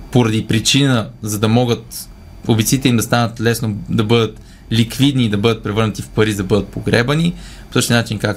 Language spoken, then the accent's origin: Bulgarian; Leski, Bulgaria; От Лески съм